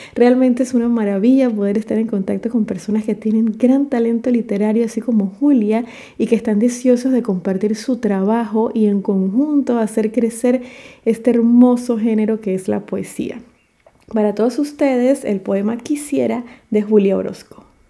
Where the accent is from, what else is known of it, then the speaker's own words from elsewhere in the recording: David, Chiriquí, Panama; en mi país, Panamá.